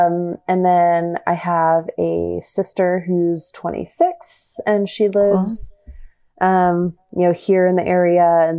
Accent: Texas, United States; I always tell people, like, you're not going to know I'm really from Texas, but I do, I reserve the right to use y'all whenever I want.

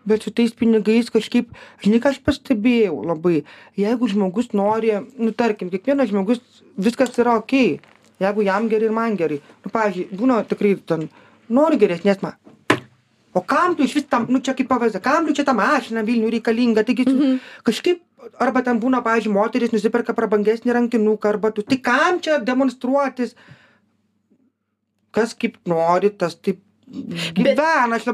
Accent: Lithuania; mes lietuviai esam žiauriai darbingi.

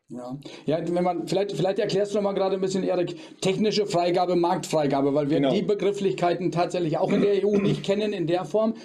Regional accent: Germany; bei uns in Deutschland

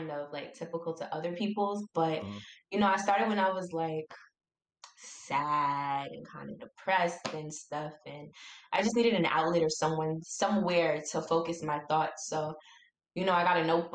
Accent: New York City, New York, United States; I'm from New York, specifically Far Rockaway

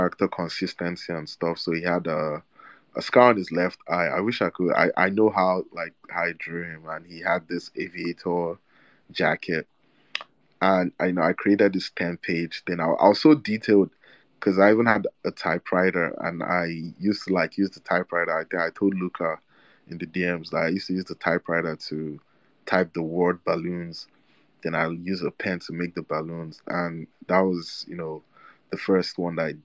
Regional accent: Nigeria; also born or lived in Egypt; now in Chicago, United States; I'm a kid living in Nigeria

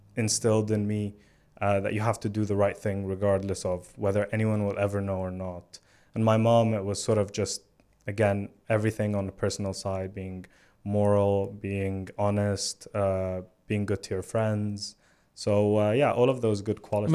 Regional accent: Alexandria, Alexandria Governorate, Egypt; moved away as an adult; now in London, United Kingdom; I was born in Alexandria in Egypt, which is a coastal city by the Mediterranean. And, um, I, I loved growing up there.

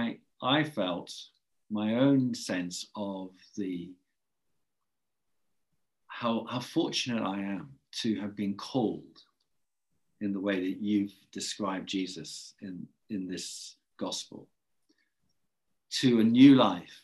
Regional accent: England, United Kingdom; accent: English; I should apologize for my English accent

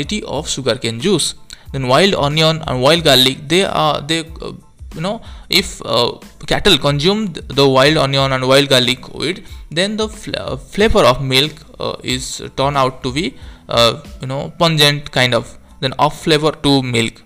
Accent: India; from India

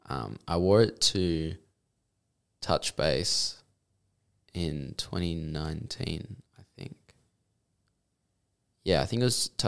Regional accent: Mandurah, Western Australia, Australia; Okay, so I'm I'm from Mandurah originally

